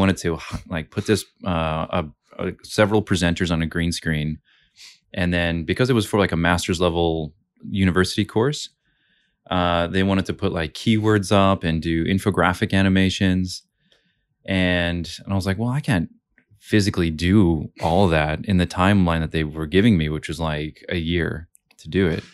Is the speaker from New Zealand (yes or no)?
no; West Coast, United States; also born or lived in Seattle; now in Brisbane, Australia; I was raised on the West Coast